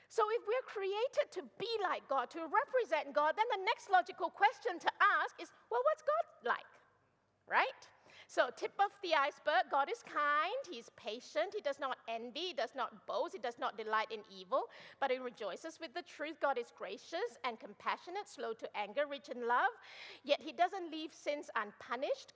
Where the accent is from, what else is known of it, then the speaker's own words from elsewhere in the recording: Malaysia; moved away; I'm originally from Malaysia